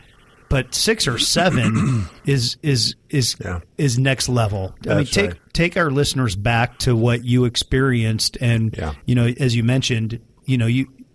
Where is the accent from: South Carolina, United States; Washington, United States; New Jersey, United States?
Washington, United States; Edmonds; I grew up in Edmonds